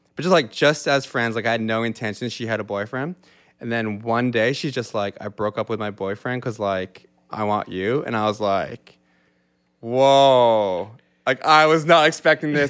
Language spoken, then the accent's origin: English; Yarmouth, Nova Scotia, Canada; moved away as an adult; now in Halifax, Canada; I grew up in Yarmouth, Nova Scotia, which is three hours from where we're sitting right now in a small Acadian community